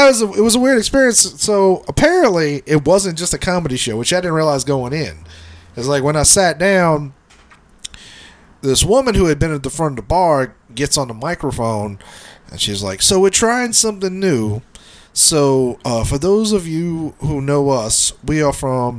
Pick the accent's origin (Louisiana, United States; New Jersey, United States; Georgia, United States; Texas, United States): Louisiana, United States; New Orleans; also born or lived in Orlando, Florida; I grew up on the West Bank